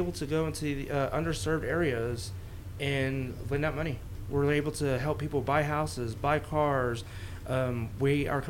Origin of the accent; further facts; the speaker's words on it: Amarillo, Texas, United States; also born or lived in Hereford, Texas / Lubbock, Texas; I'm from here. I was born in Hereford. Raised in Amarillo from like age 3.